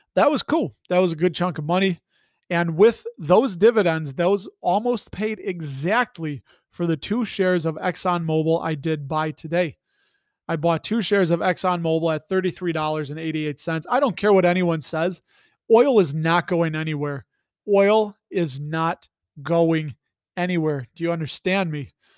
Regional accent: Illinois, United States; I'm from Illinois, and Illinois is bluest of the blue

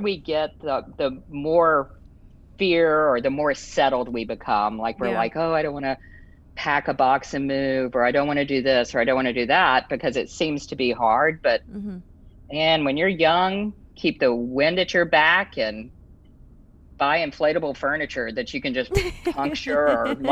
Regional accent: Louisiana, United States; we're all Coonasses from Louisiana

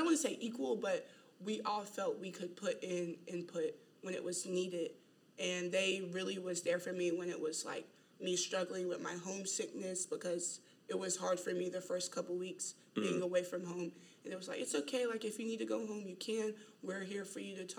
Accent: Asheboro, North Carolina, United States; moved away as an adult; I'm from Asheboro, North Carolina

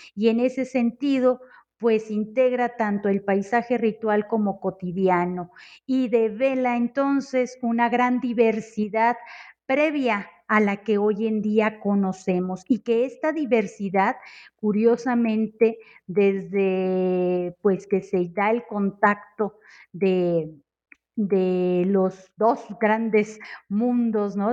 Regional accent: Monterrey, Nuevo León, Mexico; born or raised there; now in Mexico City, Mexico

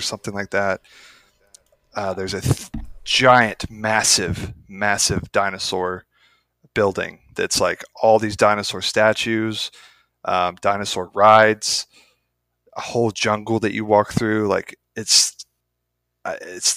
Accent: United States; I'm an American

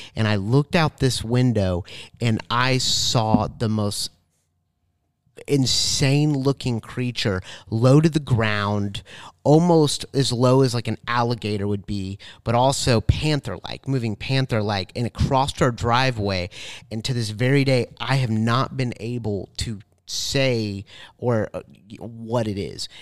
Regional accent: Tallahassee, Florida, United States; I was born in Tallahassee

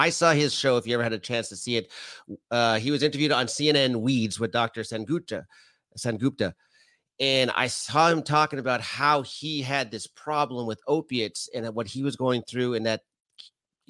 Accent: Canada; being Canadian

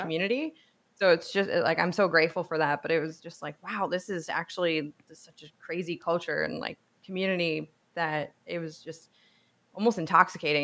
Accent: New Jersey, United States; moved away as an adult; also born or lived in New York / Manhattan, New York / Savannah, Georgia; I grew up in New York and New Jersey. I did school in pu-, like, public school in Jersey

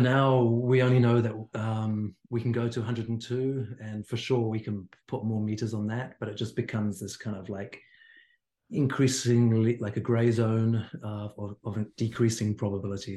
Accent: Hawke's Bay, New Zealand; moved away; I'm from the Bay as well

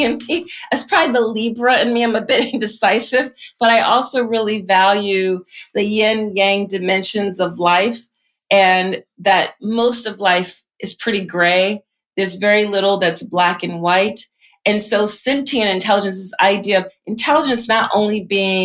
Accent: Philadelphia, Pennsylvania, United States; I grew up in Philly

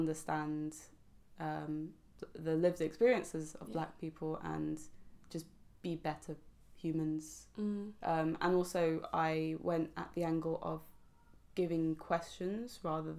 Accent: London, United Kingdom; I'm from London and half my family are black as well

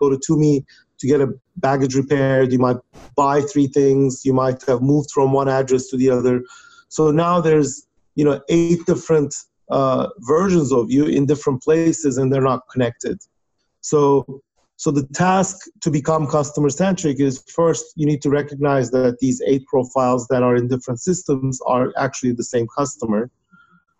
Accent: Turkey; moved away as an adult; now in United States; I was born and raised in Turkey, where I got my undergraduate degree. And then I came to United States to do my PhD

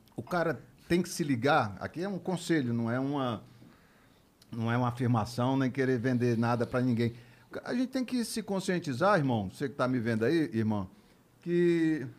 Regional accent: Fortaleza, Ceará, Brazil; moved away; also born or lived in Rio de Janeiro / São Paulo; eu sou de Fortaleza

